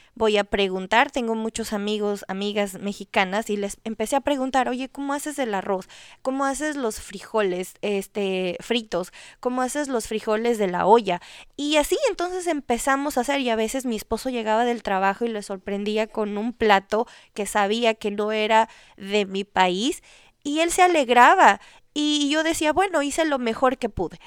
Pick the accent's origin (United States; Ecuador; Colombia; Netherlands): Ecuador; yo soy de Ecuador